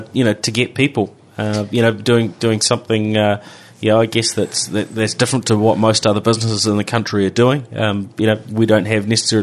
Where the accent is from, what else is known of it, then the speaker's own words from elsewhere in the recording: New Zealand; Yeah, it is a lot of fun, I guess being a Kiwi, getting, going offshore and so on.